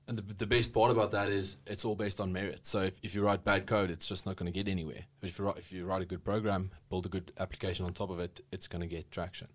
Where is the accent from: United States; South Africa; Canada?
South Africa; as a South African